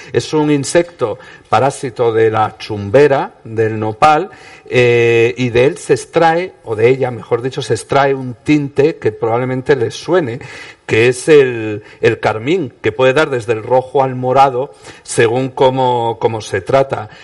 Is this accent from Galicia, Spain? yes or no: no; Oviedo, Asturias, Spain; en Oviedo, de donde soy yo.